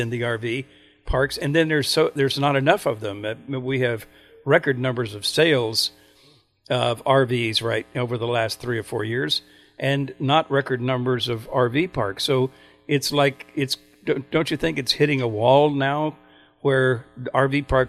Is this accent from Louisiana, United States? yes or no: no; Oklahoma, United States; moved away; I grew up in Oklahoma, and we had family farms in those days